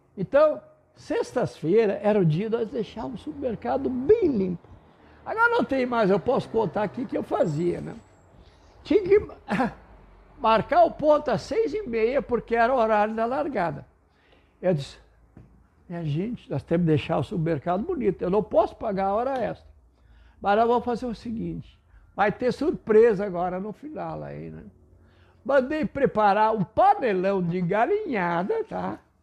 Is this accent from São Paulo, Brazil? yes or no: no; Panambi, Rio Grande do Sul, Brazil; first language German; Portuguese is a second language